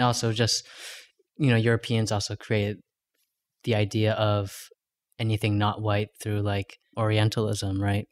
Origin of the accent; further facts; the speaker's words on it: Long Beach, California, United States; I was born in Long Beach, California.